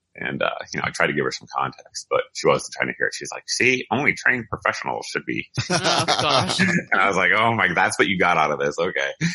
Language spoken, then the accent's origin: English; Massachusetts, United States; I grew up in Massachusetts, actually right near the Smith and Wesson factory